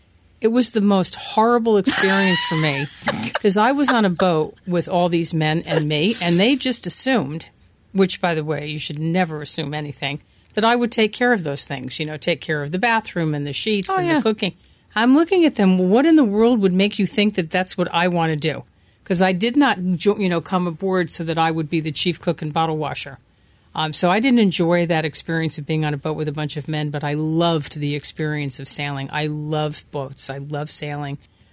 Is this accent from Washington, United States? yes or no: no; New Jersey, United States; I grew up in New Jersey.